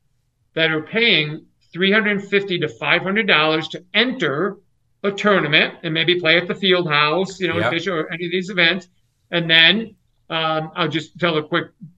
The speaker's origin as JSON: {"language": "English", "region": "New York area", "country": "United States", "tie": "born or raised there", "moved": "yes", "said": "I grew up in the New York area"}